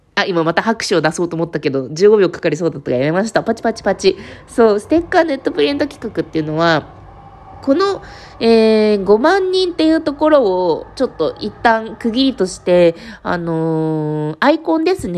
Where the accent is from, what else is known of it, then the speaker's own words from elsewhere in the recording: Fukuoka, Japan; 私そう、地元が福岡なんですけど